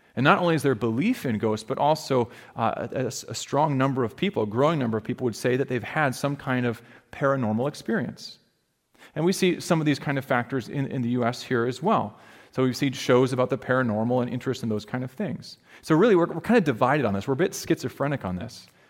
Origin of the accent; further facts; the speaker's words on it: Alaska, United States; moved away; where I grew up in Alaska, we had grizzly bears